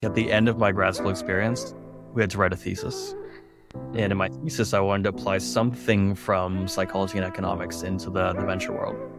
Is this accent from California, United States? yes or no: yes; California, United States; moved away as an adult; also born or lived in San Francisco / Rotterdam / Berlin; now in New York, United States; I was raised in California